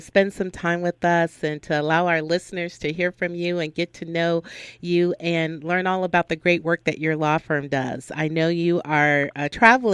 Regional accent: Compton, California, United States; I'm from Compton as well

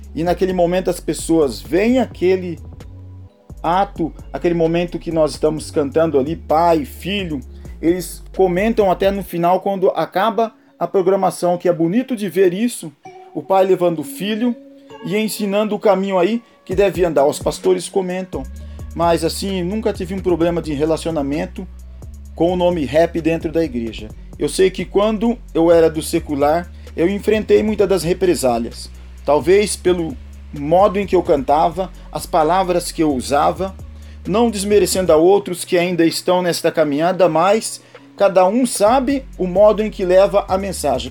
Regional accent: Santa Bárbara d'Oeste, São Paulo, Brazil; Somos da cidade de Santa Bárbara do Oeste

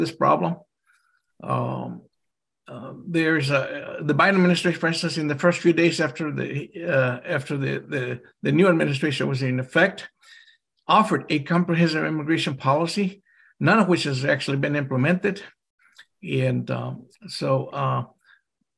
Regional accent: Mexico; now in Texas, United States; I'm an immigrant from Mexico myself, and my relatives live on both sides of the border

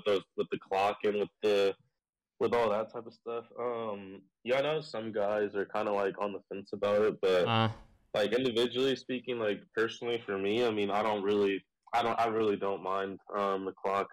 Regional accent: Bay Area, California, United States; I grew up in the Bay Area in California

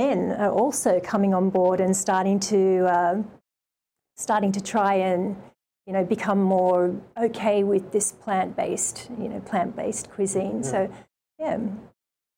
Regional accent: Sydney, New South Wales, Australia; moved away as an adult; also born or lived in Japan; now in Hawaii, United States; growing up in Australia

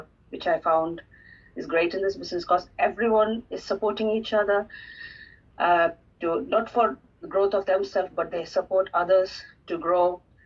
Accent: South India, India; I'm basically from South India

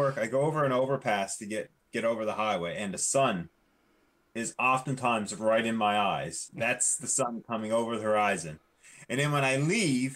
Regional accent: Newfoundland and Labrador, Canada; I grew up in Newfoundland

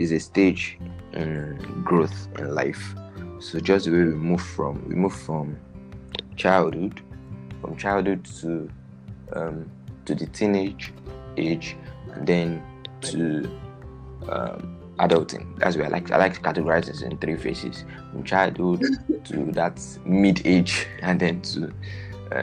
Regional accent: Nigeria; I'm Nigerian

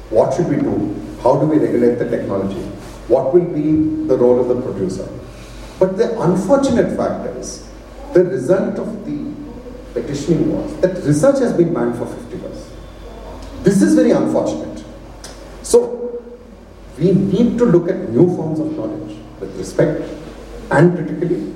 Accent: North India, India; I'm from South India, but I grew up in the North.

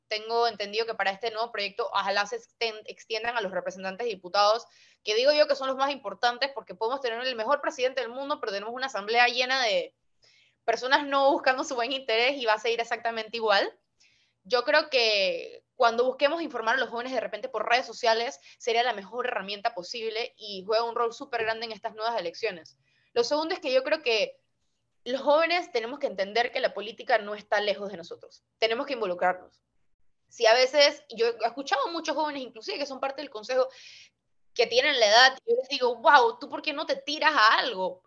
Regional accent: Panama City, Panama; como soy una capitalina, no vivo en el interior

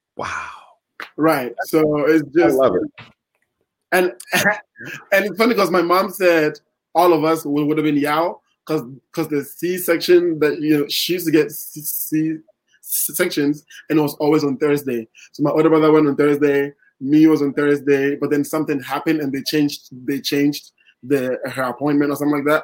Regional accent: Ghana; moved away as an adult; also born or lived in Iowa, United States; now in Los Angeles, United States; I didn't go to college in Ghana

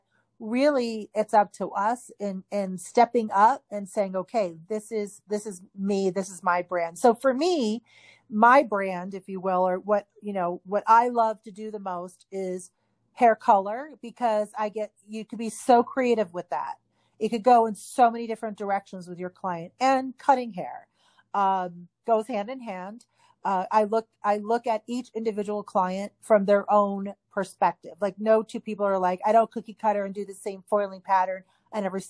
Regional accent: Hawaii, United States; also born or lived in Northeast US; now in Utah, United States; I grew up in Hawaii

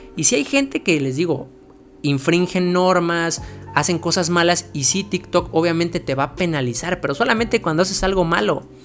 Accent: Mexico; yo soy de México

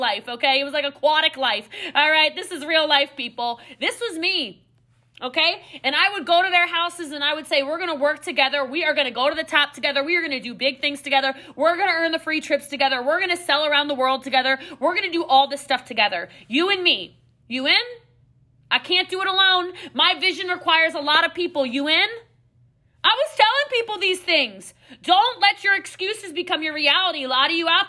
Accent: Maryland, United States; I'm from Maryland, so like, you know, there's a lot of hills and mountains in the Appalachians

